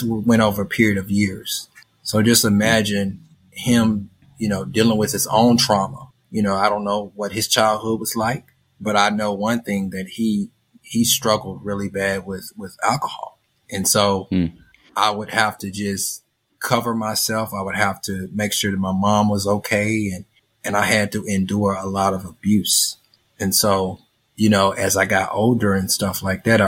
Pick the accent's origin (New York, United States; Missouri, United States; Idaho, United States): Missouri, United States; St. Louis; I'm from St. Louis, Missouri.